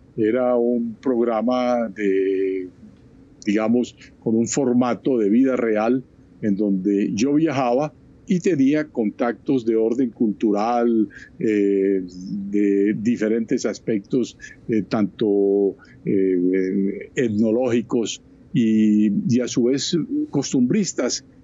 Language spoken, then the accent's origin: Spanish; Barranquilla, Atlántico, Colombia; moved away as an adult; also born or lived in Bogotá / Chile / Ecuador / Madrid; yo he pasado mi juventud, mi niñez, mi edad temprana, en Barranquilla, en la costa atlántica